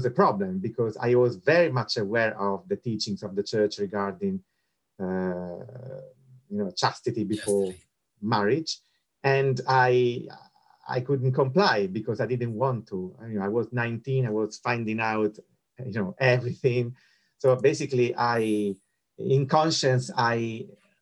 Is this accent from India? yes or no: no; Rome, Lazio, Italy; moved away; I was born and bred in Rome